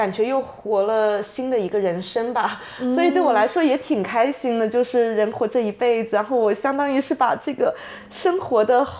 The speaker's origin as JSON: {"language": "Chinese", "town": "Shenzhen", "region": "Guangdong", "country": "China", "tie": "born or raised there", "also_born_or_lived": "Shanghai / London", "moved": "as an adult", "lives_now": "Vancouver, Canada", "said": "我爸妈是上海人的生二代，对的，所以他们我是在深圳出生长大的"}